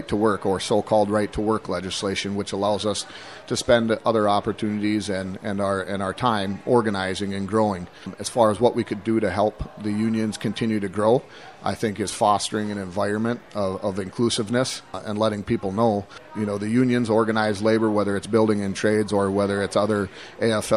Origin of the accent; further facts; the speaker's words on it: Big Lake, Minnesota, United States; I'm originally from Big Lake